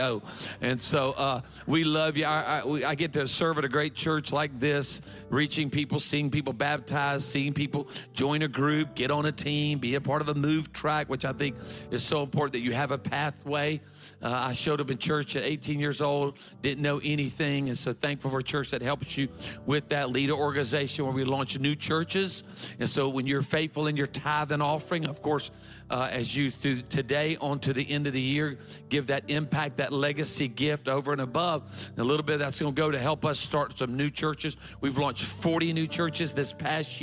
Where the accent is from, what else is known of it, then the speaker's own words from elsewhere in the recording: Myrtle Beach, South Carolina, United States; I grew up in a community in South Carolina called Myrtle Beach, South Carolina